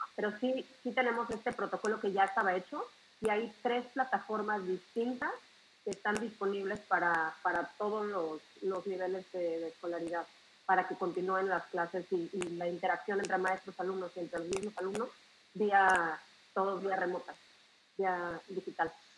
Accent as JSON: {"language": "Spanish", "country": "Mexico", "moved": "yes", "lives_now": "Israel", "said": "soy mexicana y vivo en Israel hace 10 años"}